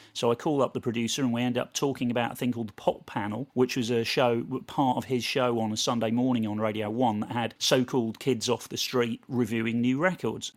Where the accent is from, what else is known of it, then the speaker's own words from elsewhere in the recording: Portishead, South West England, United Kingdom; moved away as an adult; also born or lived in London; I moved from Portis Edge, just outside Bristol, to, to London to go to uni